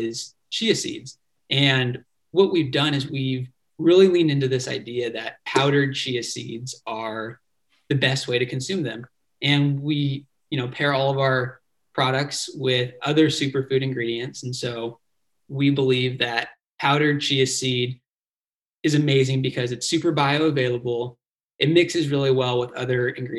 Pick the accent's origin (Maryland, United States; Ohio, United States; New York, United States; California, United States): California, United States; Dana Point; I grew up down in Dana Point, Laguna Niguel area of Orange County.